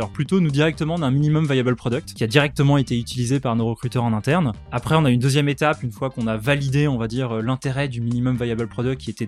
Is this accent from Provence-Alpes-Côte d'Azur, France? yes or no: yes; Aix-en-Provence, Provence-Alpes-Côte d'Azur, France; donc déjà, moi, je viens tout droit euh, d'Aix-en-Provence.